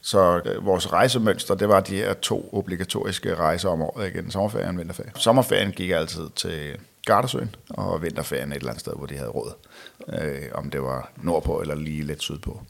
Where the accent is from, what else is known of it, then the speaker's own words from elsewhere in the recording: Roskilde, Zealand, Denmark; jeg er født og opvokset her i Roskilde